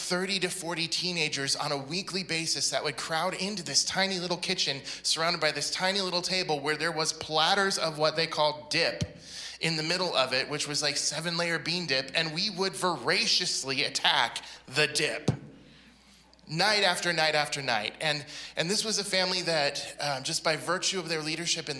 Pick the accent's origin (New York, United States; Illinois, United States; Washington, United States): Washington, United States; Yakima; also born or lived in Portland, Oregon; going to my church in my hometown in Yakima, Washington